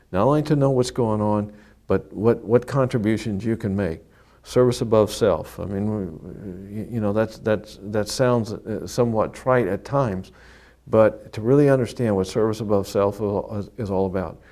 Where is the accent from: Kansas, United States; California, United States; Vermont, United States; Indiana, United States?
Kansas, United States; now in Florida, United States; I was born and raised in Kansas, heavily German farming community, half Methodist, half Catholic